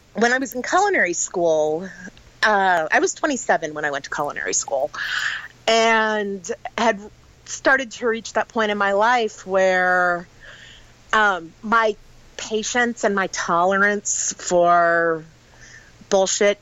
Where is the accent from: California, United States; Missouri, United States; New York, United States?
Missouri, United States; Sedalia; I grew up in Sedalia, Missouri.